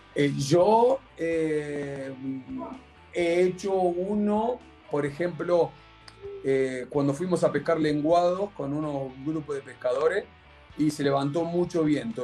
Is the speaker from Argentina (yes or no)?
yes; Argentina; now in Chile; como típico argentino